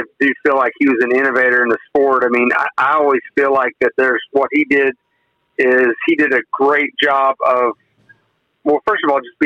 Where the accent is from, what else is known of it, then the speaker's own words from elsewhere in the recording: Weldon, Kansas, United States; moved away as an adult; also born or lived in Colorado; now in Texas, United States; I was raised not too far from Pawhuska, in a little town called Weldon, Kansas